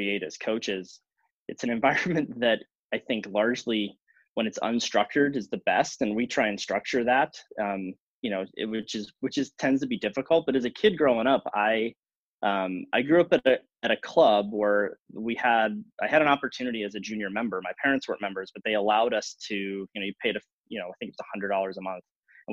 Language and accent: English; Northern California, United States; moved away as an adult; also born or lived in Illinois; now in Midwest, United States; I grew up in Northern California